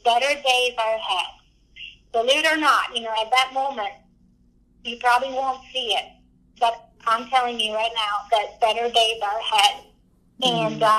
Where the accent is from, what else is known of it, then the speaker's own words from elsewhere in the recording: Hendersonville, Tennessee, United States; I said, I'm from Hendersonville.